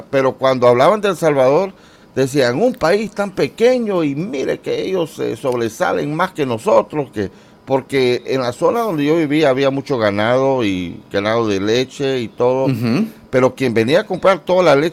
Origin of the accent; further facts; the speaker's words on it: Nicaragua; also born or lived in Costa Rica; y nací en Costa Rica Solo viví nueve meses ahí, después nos fuimos para Nicaragua.